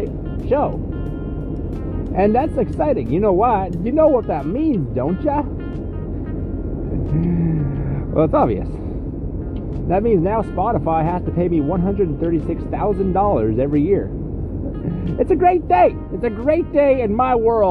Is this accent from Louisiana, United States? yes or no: yes; Shreveport, Louisiana, United States; Today I'm in my hometown. I've lived here my whole life, Shreveport, Louisiana.